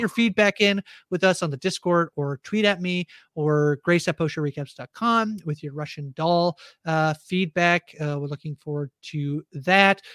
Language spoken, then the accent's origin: English; Canada; as a Canadian